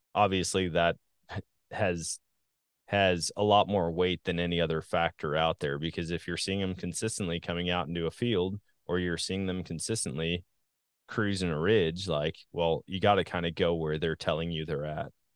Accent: Wisconsin, United States; now in Missouri, United States; I guess when you grow up somewhere, when you get used to all the hunting opportunities, they're like, man, it's a sportsman's paradise. I say that all the time about my home state of Wisconsin. Now that I'm in Missouri

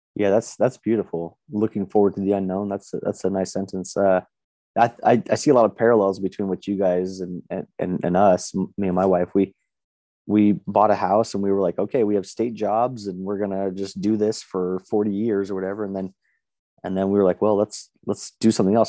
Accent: Las Vegas, Nevada, United States; moved away as an adult; also born or lived in Reno, Nevada; now in Boise, United States; I live in Boise, Idaho now, but I was born and raised in Las Vegas

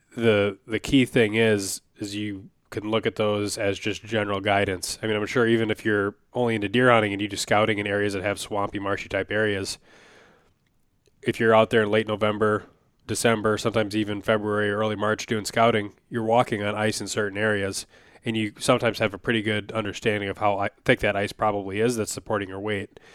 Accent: Wisconsin, United States; now in Minnesota, United States; I grew up in Wisconsin for at least a lot of my memorable childhood. You know, I lived in a couple places when I was very young

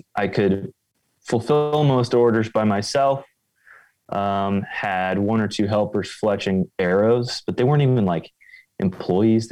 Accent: just north of Indianapolis, central Indiana, United States; now in Wisconsin, United States; I grew up in central Indiana, just north of Indianapolis

